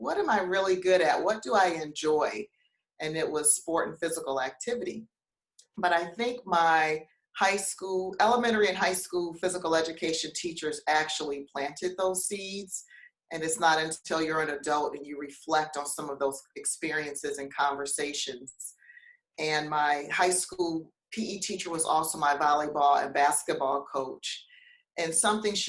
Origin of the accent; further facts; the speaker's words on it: Detroit, Michigan, United States; moved away as an adult; also born or lived in Cairo, Egypt / Bangkok, Thailand / Chapel Hill, North Carolina; I'm from Detroit, Michigan, born and raised